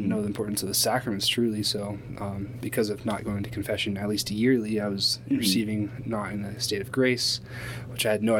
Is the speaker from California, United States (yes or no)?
yes; California, United States; moved away; from California, went to school out there, born and bred.